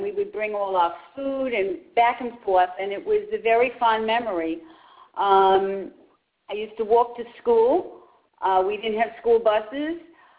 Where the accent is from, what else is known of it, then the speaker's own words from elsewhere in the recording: New York City, New York, United States; accent: Brooklyn; moved away; Okay, I was raised in Crown Heights on Albany Avenue, which was near Eastern Parkway in Crown Heights. We lived in an apartment house. We lived on the fifth floor. It was a six-story building, and my aunt lived on the second floor